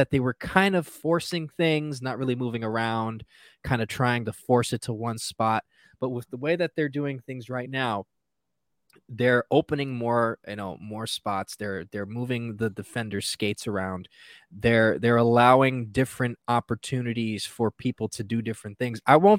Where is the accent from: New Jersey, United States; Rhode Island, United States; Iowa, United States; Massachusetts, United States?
New Jersey, United States; I'm from Jersey